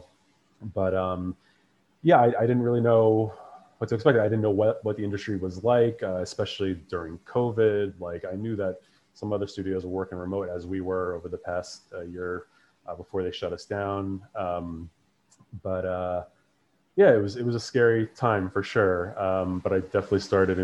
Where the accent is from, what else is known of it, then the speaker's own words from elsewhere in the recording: New York City, New York, United States; I'm from New York, from Queens originally